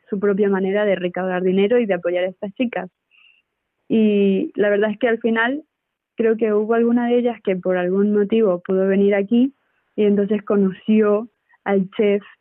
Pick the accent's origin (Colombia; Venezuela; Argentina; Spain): Venezuela; Es verdad que yo soy, soy de Venezuela, ¿no?